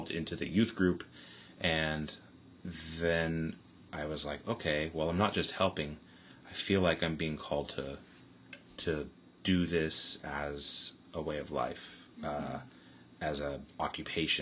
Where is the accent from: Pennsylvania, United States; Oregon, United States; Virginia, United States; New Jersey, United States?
Oregon, United States; Newport; moved away as an adult; now in Salem, United States; back in Newport, my hometown